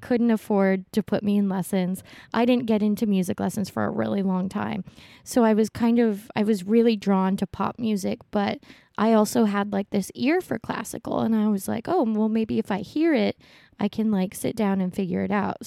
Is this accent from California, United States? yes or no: no; Honolulu, Hawaii, United States; moved away; also born or lived in US mainland; I was born in Honolulu, Hawaii.